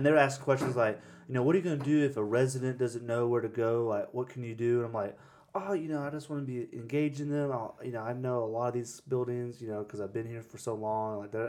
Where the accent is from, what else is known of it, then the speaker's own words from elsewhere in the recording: Dahlonega, Georgia, United States; So I'm from DeLonic.